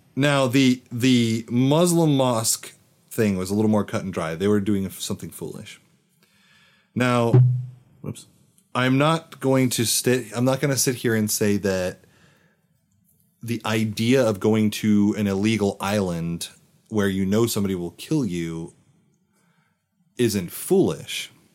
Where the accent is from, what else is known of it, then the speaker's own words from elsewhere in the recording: United States; I am obviously an American